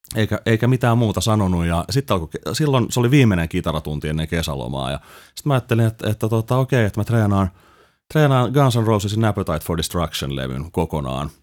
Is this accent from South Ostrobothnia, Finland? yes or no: no; Helsinki, Uusimaa, Finland; mä oon Helsingistä kotoisin